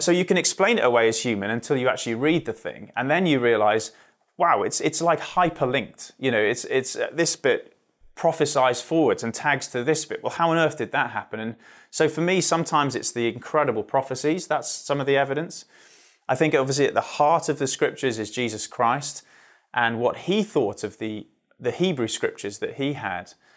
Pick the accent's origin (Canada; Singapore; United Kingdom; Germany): United Kingdom; Surrey, South East England; just outside London in Surrey